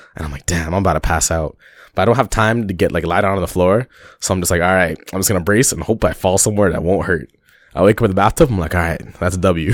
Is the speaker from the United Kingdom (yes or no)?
no; Toronto, Ontario, Canada; a Canadian man from Toronto, living in Toronto